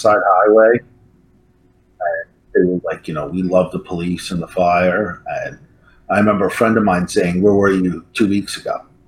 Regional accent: New York City, New York, United States; also born or lived in California; I was born in New York City. Um, I was kind of raised, I'm like a real city kid from Manhattan, center of it all.

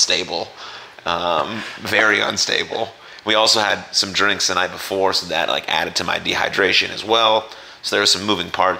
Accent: San Francisco, California, United States; we're from San Francisco

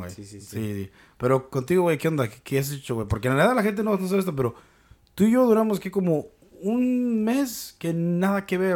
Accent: Mexico; Lo que tenemos en pinche común es que somos mexicanos y que hablamos el idioma

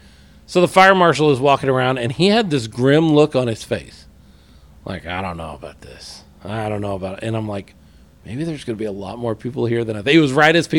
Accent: Dallas, Texas, United States; I'm from North Texas. I'm from the Dallas area.

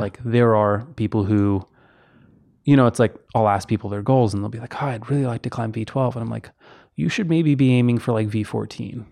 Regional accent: Houston, Texas, United States; moved away as an adult; also born or lived in Kentucky / Tennessee; where I live, or grew up in Texas

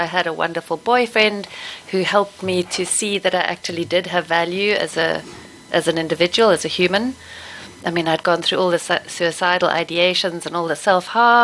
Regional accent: Stellenbosch, Western Cape, South Africa; Growing up in Stellenbosch, surrounded by winelands

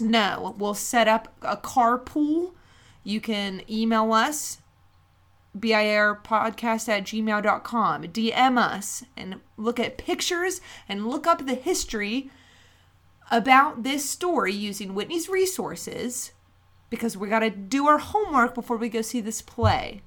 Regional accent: West Virginia, United States; we're from West Virginia, but not near Logan County

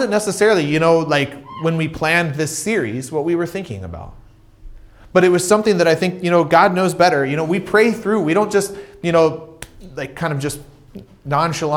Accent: United States; moved away; I grew up in America

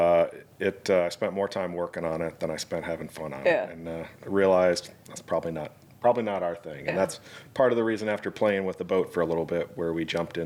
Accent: Michigan, United States; moved away as an adult; also born or lived in Gulf Coast of Mississippi and Alabama; now in Baltimore, United States; I'm originally from Michigan. I went to University of Michigan

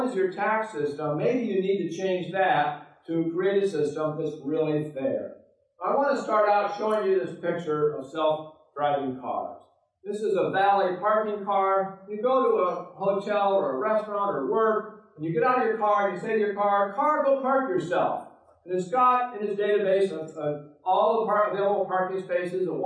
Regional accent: Oregon, United States; Oregon, my home state

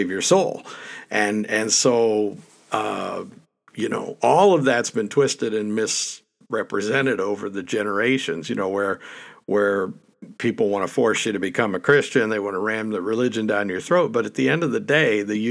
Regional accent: Pittsburgh, Pennsylvania, United States; I grew up in Pittsburgh

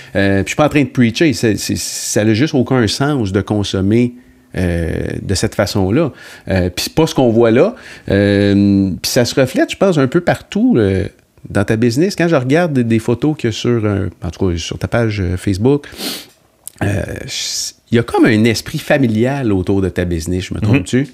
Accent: Sainte-Agnès-de-Bellecombe, Quebec, Canada; je viens de Sainte-Agnès-de-Bellecombe

